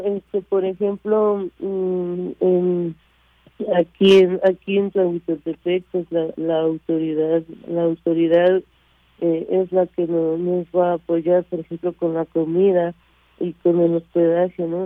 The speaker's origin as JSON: {"language": "Spanish", "country": "Mexico", "tie": "born or raised there", "also_born_or_lived": "France", "said": "yo soy franco mexicana, nací en Francia y crecí en México"}